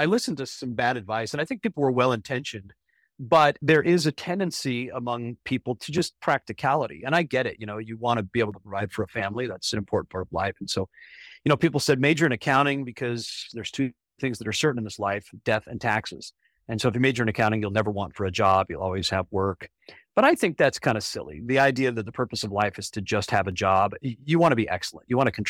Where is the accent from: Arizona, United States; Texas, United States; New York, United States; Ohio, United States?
Arizona, United States; Ajo; born there; Well, I was born in Arizona, a little mining town called Ajo. It's in the southwestern corner of the state.